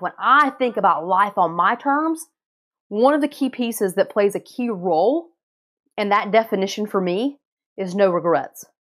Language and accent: English; North Carolina, United States; moved away; I grew up in North Carolina